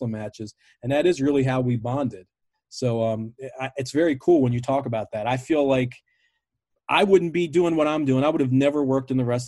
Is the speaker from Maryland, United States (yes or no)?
yes; Baltimore, Maryland, United States; I grew up in Baltimore